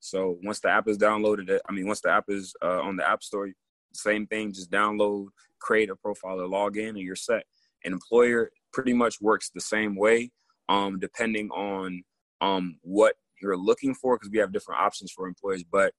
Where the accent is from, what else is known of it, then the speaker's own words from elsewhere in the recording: Togo; born there; Definitely. I was born in Togo, West Africa.